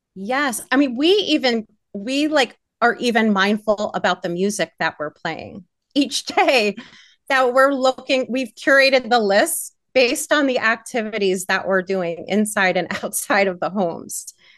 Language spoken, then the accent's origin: English; Pittsburgh, Pennsylvania, United States; I hail from Pittsburgh, PA